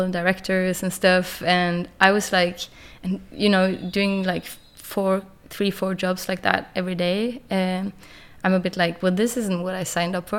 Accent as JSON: {"language": "English", "town": "Kristiansand", "region": "Agder", "country": "Norway", "tie": "born or raised there", "also_born_or_lived": "Copenhagen, Denmark", "second_language": "English", "moved": "as an adult", "said": "I moved from Kristiansand when I was 18"}